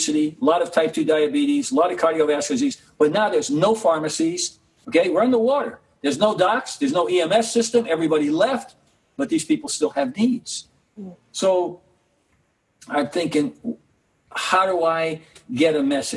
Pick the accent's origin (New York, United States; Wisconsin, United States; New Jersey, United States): New York, United States; New York City; my growing up in Harlem and the Bronx